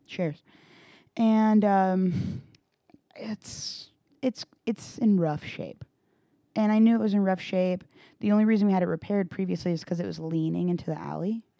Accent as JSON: {"language": "English", "town": "Granbury", "region": "Texas", "country": "United States", "tie": "born or raised there", "said": "I grew up in Granbury"}